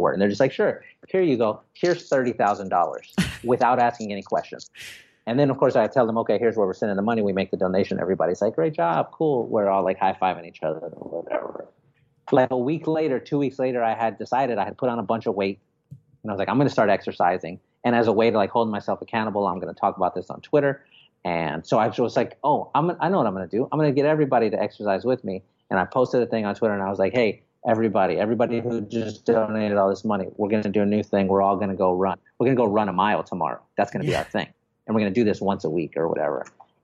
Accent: San Antonio, Texas, United States; I live in Texas. I'm from San Antonio

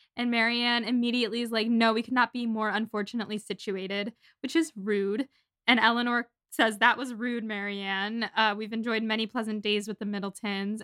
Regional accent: Syracuse, New York, United States; I'm from Syracuse, New York

